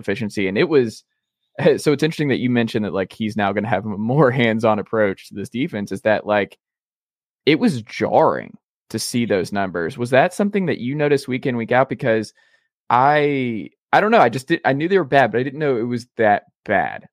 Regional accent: Atlanta, Georgia, United States; my hometown local paper, the Atlanta Journal Constitution

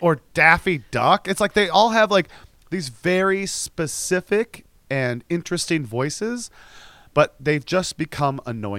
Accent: United States; I am American and we're both speaking English.

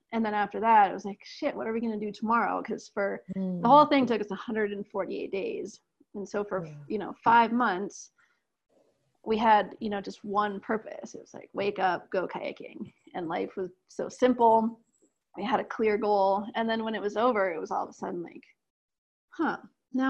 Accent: Aspen, Colorado, United States; also born or lived in Ecuador; from growing up in Aspen

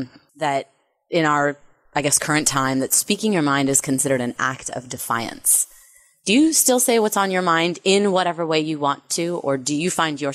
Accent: California, United States; my home state of California

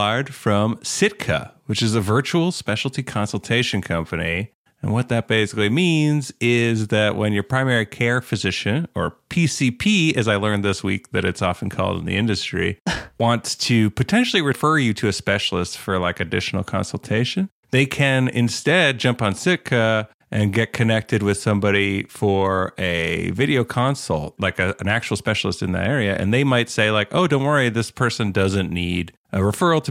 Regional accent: Canada; I'm Canadian

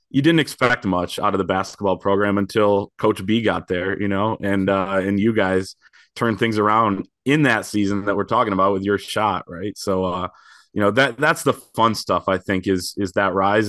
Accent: Grand Rapids, Michigan, United States; I grew up in Grand Rapids

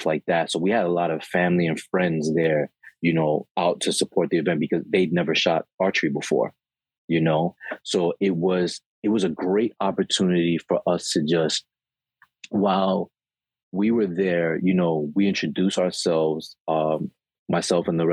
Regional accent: New York City, New York, United States; also born or lived in Queens; I live in Queens now, but I was born and raised in Brooklyn

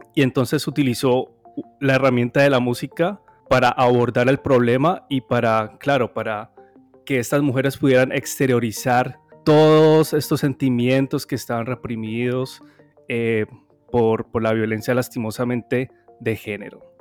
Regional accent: Cali, Valle del Cauca, Colombia; yo soy caleño

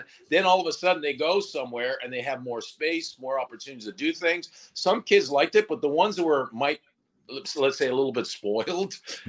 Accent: Sudbury, Ontario, Canada; moved away as an adult; the Sudbury Wolves, which was my hometown

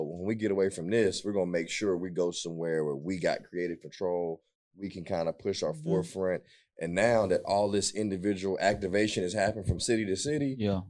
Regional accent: West Virginia, United States; I'm from West Virginia. They ain't come to my city.

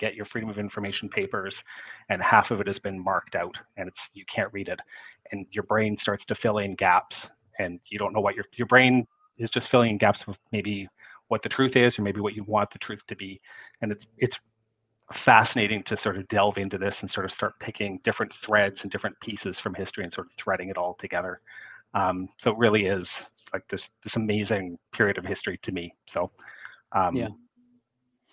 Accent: Canada; I'm a Canadian.

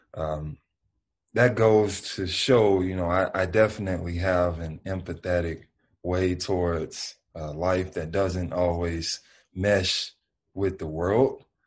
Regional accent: Memphis, Tennessee, United States; I'm from the South, I'm from Memphis, and that's just how we live

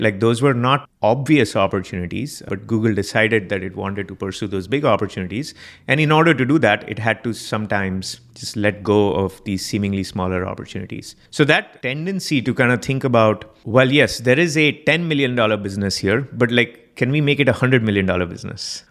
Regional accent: Mumbai, Maharashtra, India; moved away as an adult; now in United States; I was born in Mumbai, Bombay, India, and, uh, I lived there for the first twenty-one years of my life.

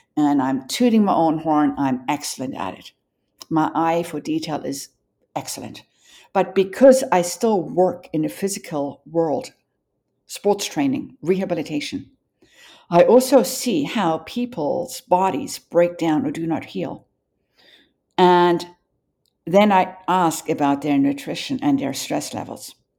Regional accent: Johannesburg, Gauteng, South Africa; moved away; growing up in Johannesburg

